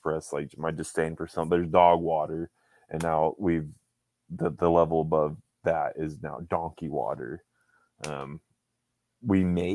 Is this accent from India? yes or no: no; Ireland; as an Irishman